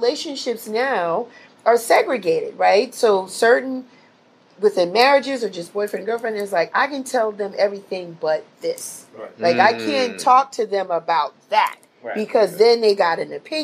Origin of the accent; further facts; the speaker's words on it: New York City, New York, United States; growing up in the Bronx, New York